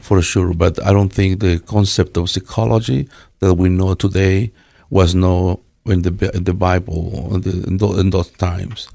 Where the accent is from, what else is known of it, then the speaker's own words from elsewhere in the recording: Quetzaltenango, Guatemala; English is a second language; now in Treasure Valley, United States; I am from Guatemala. from one place named Quetzaltenango